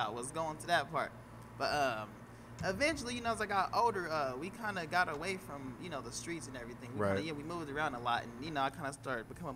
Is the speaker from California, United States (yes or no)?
yes; Oakland, California, United States; also born or lived in Richmond; I grew up in Oakland, born in Oakland